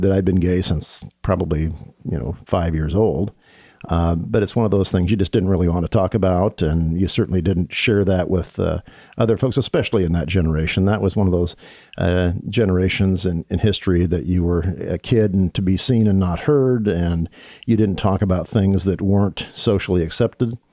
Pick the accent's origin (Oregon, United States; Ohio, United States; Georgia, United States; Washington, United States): Washington, United States; Bellevue; I was raised on the East Side in Bellevue